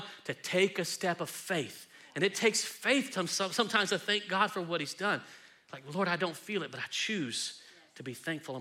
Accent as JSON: {"language": "English", "region": "Texas", "country": "United States", "said": "I love being Texan"}